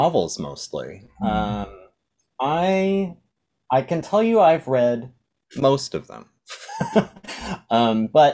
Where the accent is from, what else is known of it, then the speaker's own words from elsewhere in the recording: Phoenix, Arizona, United States; I was born and raised in Phoenix, Arizona